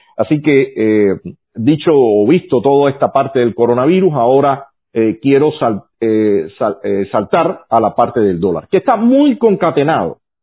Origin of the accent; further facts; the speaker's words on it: Cuba; los rehenes somos los cubanos